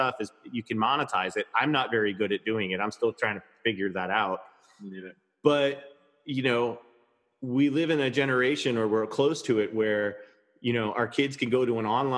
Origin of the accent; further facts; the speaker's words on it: Levittown, New York, United States; I grew up in Levittown, Long Island